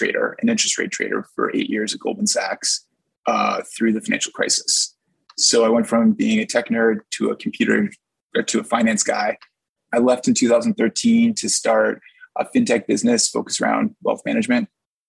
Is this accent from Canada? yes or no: yes; Edmonton, Alberta, Canada; Well, I can give a great answer because I grew up in Edmonton, like as a little kid during the Gretzky dynasty era.